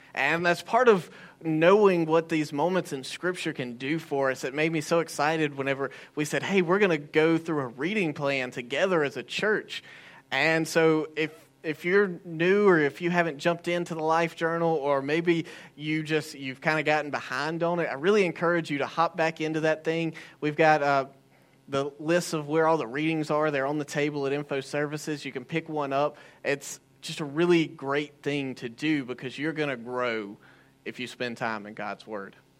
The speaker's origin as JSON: {"language": "English", "country": "United States", "said": "I'm an American"}